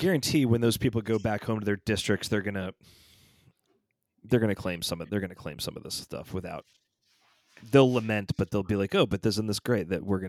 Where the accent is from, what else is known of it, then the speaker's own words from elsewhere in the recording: Atlanta, Georgia, United States; He does go to the church that I grew up in Atlanta.